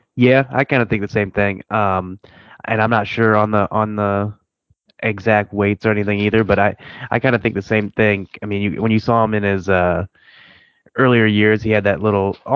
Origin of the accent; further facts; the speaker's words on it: Cleveland, Ohio, United States; I'm from Cleveland area